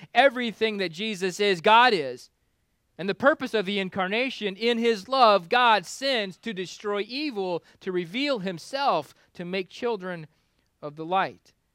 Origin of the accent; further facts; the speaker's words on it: Kansas, United States; now in Florida, United States; I grew up in Kansas where the winters were cold enough to kill bugs.